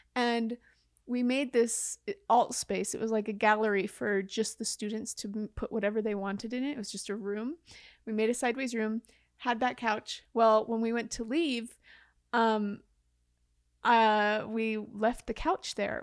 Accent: Mount Pleasant, Utah, United States; I grew up in a small town

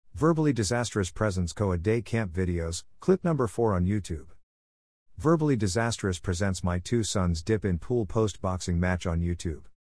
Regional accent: Oregon, United States; As a kid that was born and raised in Oregon

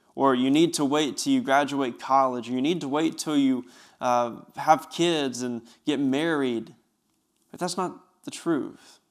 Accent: Bristol, Tennessee, United States; I grew up in Bristol, Tennessee, which is only about ten minutes from where I'm working right now.

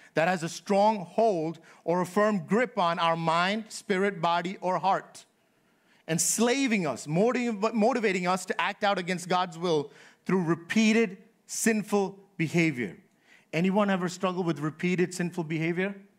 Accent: New York, United States; Born and raised in New York all my life.

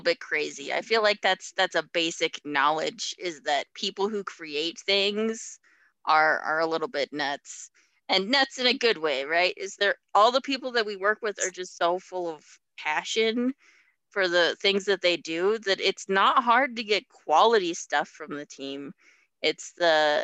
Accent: Utah, United States; I've been around Utah my whole life, so I can't really say that I'm from a place

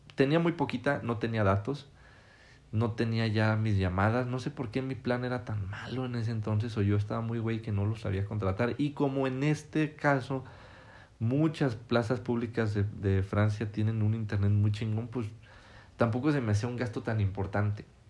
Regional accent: Mexico; yo soy mexicano

